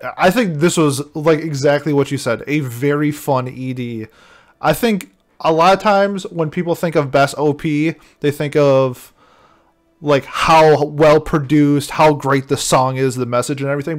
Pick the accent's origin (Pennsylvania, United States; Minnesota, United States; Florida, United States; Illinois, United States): Minnesota, United States; growing up in Minnesota, we've had I've had exposure to like Native American music